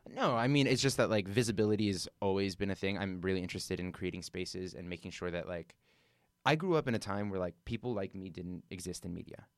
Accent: Southern California, United States; now in New York, United States; I'm from Southern California, indoor flea markets, indoor swap meets, that was just, like, always a thing, it was a part of our culture

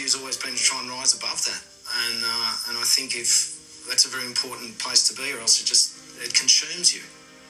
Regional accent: Australia; I grew up in Australia, proud multicultural society.

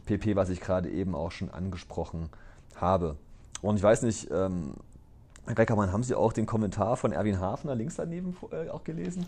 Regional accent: Gera, Thuringia, Germany; now in Aalen, Germany; Ich bin ja groß geworden in Ostthüringen

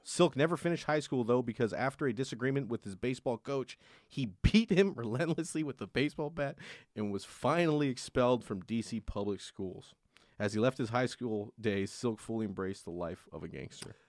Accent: Sacramento, California, United States; I'm from Sacramento

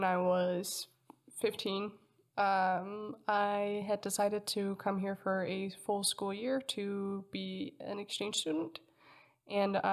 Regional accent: Denmark; first language Danish; English is a second language; moved away as an adult; now in United States; I was born and raised in Denmark in Scandinavia, Northern Europe

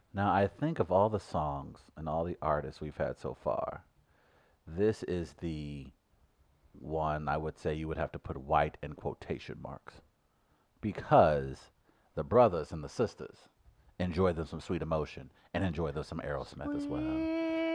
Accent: United States; I grew up in North City

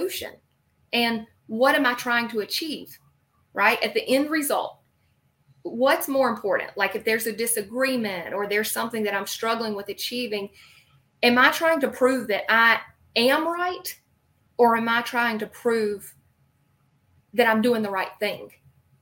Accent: the Carolinas, United States; I'm from the Carolinas, shocker with this accent.

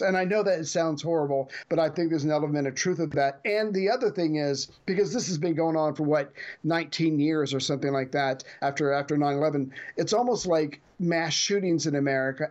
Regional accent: United States; as the American

